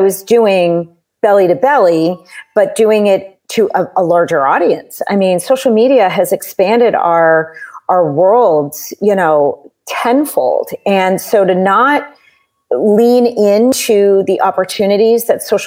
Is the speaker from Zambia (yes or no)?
no; Southern New Hampshire, United States; moved away as an adult; also born or lived in Boston; now in California, United States; I grew up in Southern New Hampshire